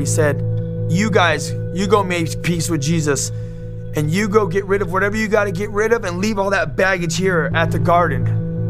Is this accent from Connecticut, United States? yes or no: no; Los Angeles, California, United States; I grew up in Los Angeles in Southern California